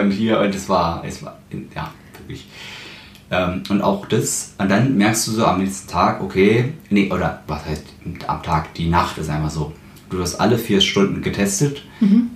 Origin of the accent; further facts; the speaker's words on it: Berlin, Germany; ich bin ja auch Berliner